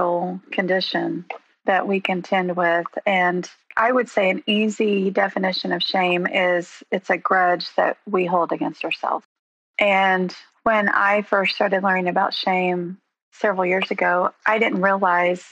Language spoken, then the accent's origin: English; Coweta, Oklahoma, United States; also born or lived in Ponca City, Oklahoma; I was born and raised in Eastern Oklahoma, graduated from Coweta High School